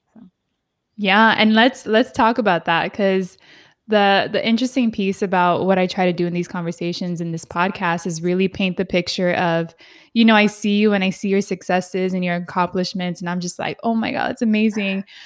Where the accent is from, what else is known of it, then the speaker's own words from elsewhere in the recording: San Diego, California, United States; I'm from San Diego, was born and raised here